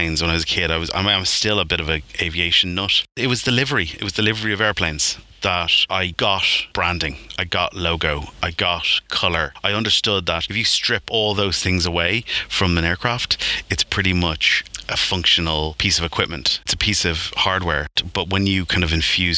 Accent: Dún Laoghaire, Leinster, Ireland; moved away as an adult; also born or lived in London; born and raised in the Dunleary, Dean's Grange area

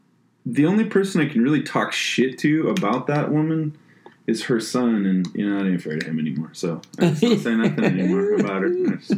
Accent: East Mountains of New Mexico, United States; moved away; I grew up in the East Mountains of New Mexico

